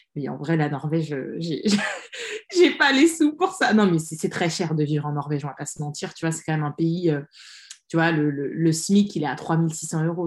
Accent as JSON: {"language": "French", "country": "France", "tie": "born or raised there", "moved": "as an adult", "lives_now": "Sweden", "said": "Moi, j'ai grandi en France, j'ai tout fait en France, je suis née en France"}